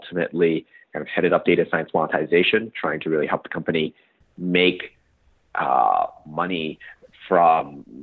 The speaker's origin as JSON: {"language": "English", "town": "Portland", "region": "Oregon", "country": "United States", "tie": "born or raised there", "also_born_or_lived": "Princeton", "moved": "as an adult", "said": "I grew up in Portland, Oregon"}